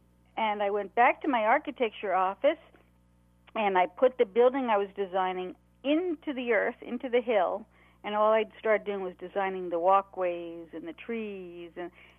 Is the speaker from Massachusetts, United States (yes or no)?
no; New York City, New York, United States; I grew up in New York City, and my parents were artists